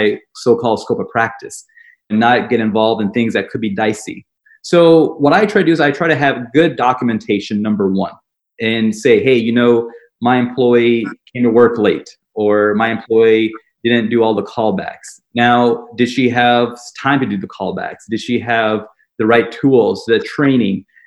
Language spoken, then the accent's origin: English; Nashville, Tennessee, United States; also born or lived in Atlanta, Georgia / Birmingham, Alabama; I grew up in Nashville, Tennessee, small town, and always lived in the South.